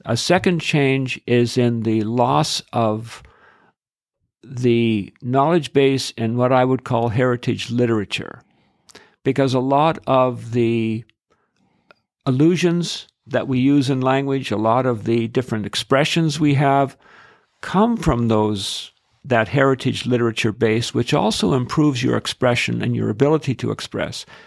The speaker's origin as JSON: {"language": "English", "town": "Edmonton", "region": "Alberta", "country": "Canada", "said": "I'm from Edmonton"}